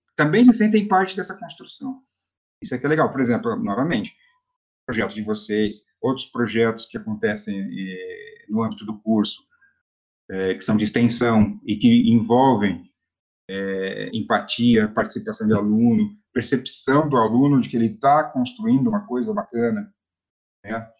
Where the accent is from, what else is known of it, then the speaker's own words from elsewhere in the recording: Florianópolis, Santa Catarina, Brazil; moved away; also born or lived in Cambé, Paraná; eu sou natural de Florianópolis